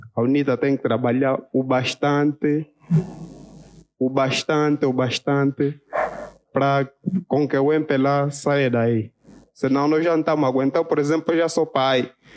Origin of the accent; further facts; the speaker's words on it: N'dalatando, Cuanza Norte, Angola; Venho do Quanza Norte, da Latando.